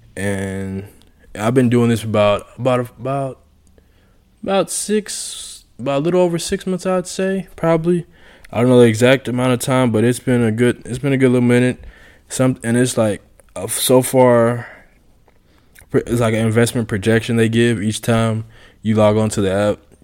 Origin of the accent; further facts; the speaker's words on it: Houston, Texas, United States; moved away as an adult; now in Poland; I grew up in Houston